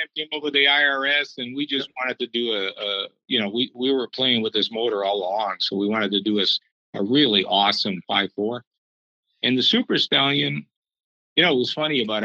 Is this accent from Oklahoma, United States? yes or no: no; Detroit, Michigan, United States; when I was growing up in Detroit